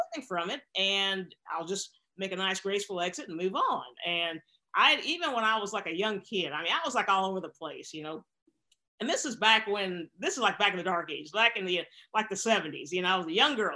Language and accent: English; Bentonville, Arkansas, United States; moved away as an adult; I was raised in Bentonville, Arkansas, which is the home of Walmart